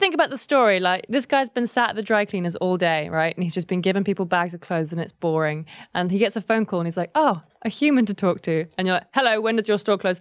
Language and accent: English; Kent, South East England, United Kingdom; also born or lived in London; I grew up, grew up in Kent and then I went to school in London. So I sort of, I'm from both